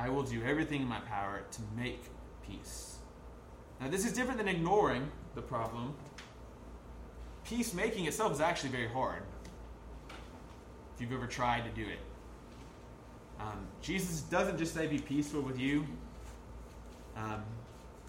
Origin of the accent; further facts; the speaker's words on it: United States; as just an American suburban kid